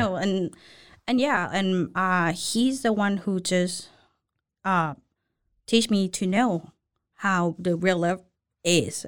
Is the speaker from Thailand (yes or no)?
yes; Thailand; now in Waco, United States; I was born and raised in Thailand